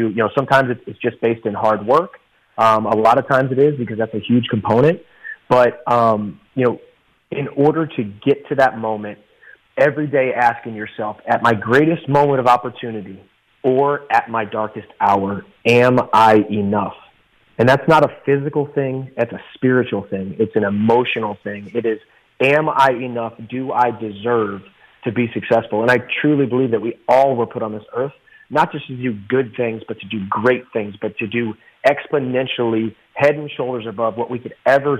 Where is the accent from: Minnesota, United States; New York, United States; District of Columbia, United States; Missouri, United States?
Missouri, United States; High Ridge; where I come from. Jefferson County, Missouri, High Ridge, Missouri.